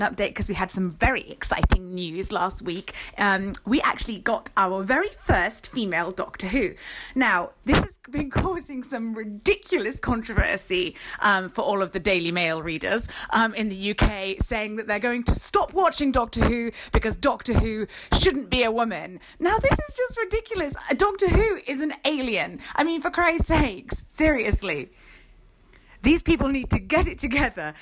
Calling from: United Kingdom; calling in from rainy and grey U K.

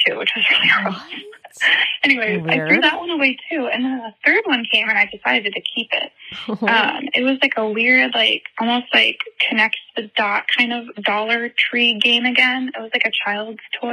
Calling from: Minneapolis, Minnesota, United States; I'm calling from Minneapolis, Minnesota

